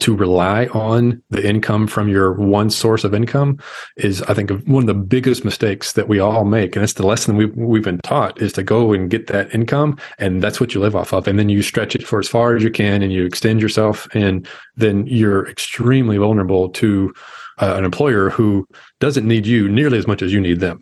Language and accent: English; Arkansas, United States; I'm the guy from Arkansas